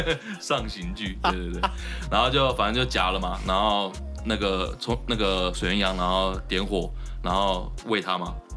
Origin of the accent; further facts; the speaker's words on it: Taichung, Taiwan; 我也是台中的